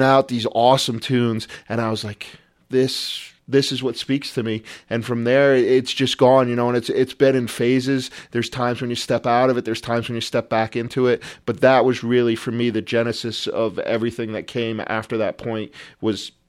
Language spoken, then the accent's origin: English; Rhode Island, United States; moved away as an adult; also born or lived in New Jersey; growing up in Rhode Island